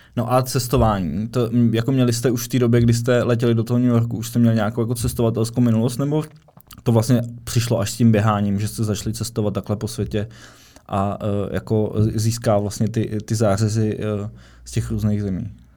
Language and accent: Czech; Czechia; já jako Čech